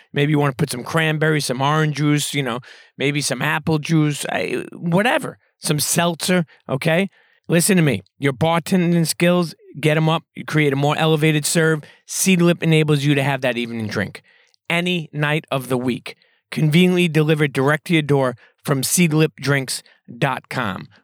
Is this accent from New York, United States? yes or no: yes; New York, United States; I grew up in New York